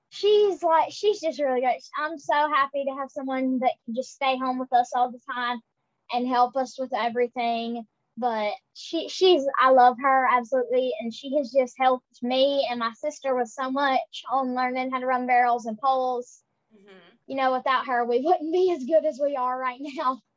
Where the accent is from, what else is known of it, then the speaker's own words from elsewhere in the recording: Marble, Mississippi, United States; I'm from Marble, Mississippi, and I am 11 years old